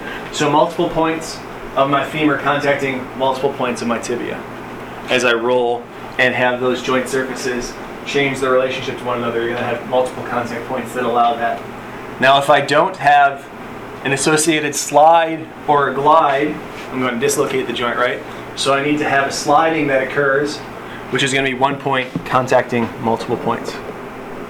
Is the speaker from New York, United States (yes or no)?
yes; Buffalo, New York, United States; I grew up in Buffalo, New York